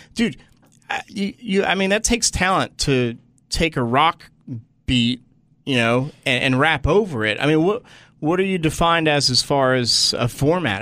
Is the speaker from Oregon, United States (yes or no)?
no; Washington Township, New Jersey, United States; now in Los Angeles, United States; I'm from Washington Township so I'm South Jersey near Philly